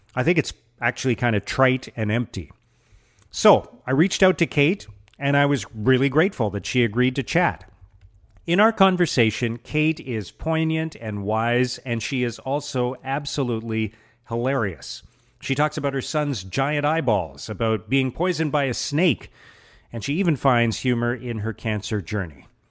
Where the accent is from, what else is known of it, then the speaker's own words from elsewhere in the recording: Canada; now in Ottawa, Canada; I'm Canadian too